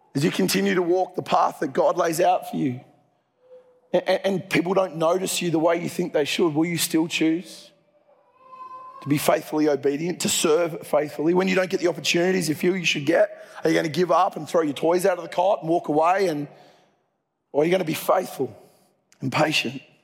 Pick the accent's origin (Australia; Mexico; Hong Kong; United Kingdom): Australia; Dubbo, New South Wales; moved away; I grew up in Dubbo